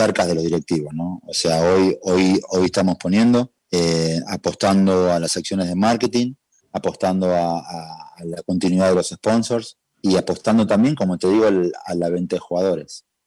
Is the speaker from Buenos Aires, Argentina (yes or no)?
yes; Buenos Aires, Argentina; moved away as an adult; now in Guadalajara, Mexico